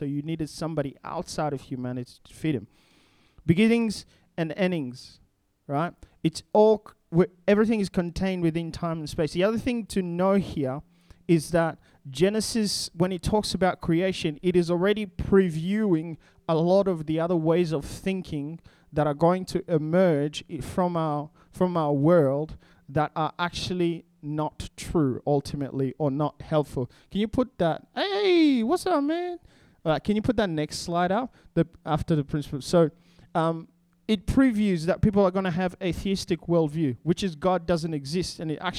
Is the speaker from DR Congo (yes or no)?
yes; DR Congo; English is a second language; So if I come from the Congo and I grew up in a completely different culture. I already spoke two languages by the time I was 12. And so when we're talking, I had to learn how to think in English